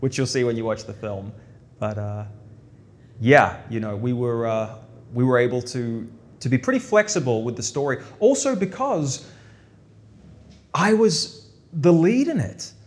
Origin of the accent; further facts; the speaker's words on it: New Zealand; moved away; I grew up in New Zealand